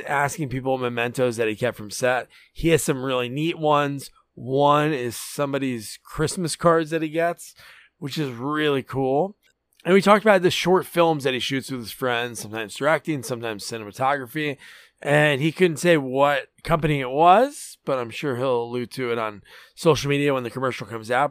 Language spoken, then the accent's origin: English; New Jersey, United States; also born or lived in Portland, Oregon; we're from New Jersey, but we lived in Portland for a few years